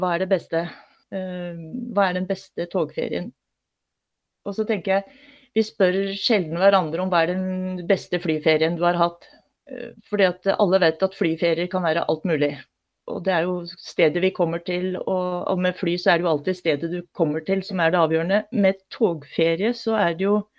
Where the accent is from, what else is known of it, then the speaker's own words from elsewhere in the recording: Oppland, Innlandet, Norway; Jeg har vokst opp i Oppland fylke, altså Gjøvik er hverdagsbyen